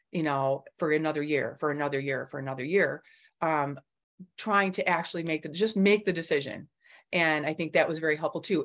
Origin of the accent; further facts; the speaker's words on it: Clarkston, Michigan, United States; I'm from Clarkston, Michigan